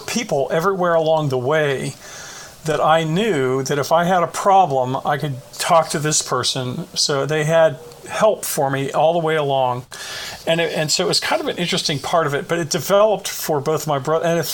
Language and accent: English; Bethel Park, Pennsylvania, United States; I grew up in Bethel Park, Pennsylvania, which is a suburb of Pittsburgh.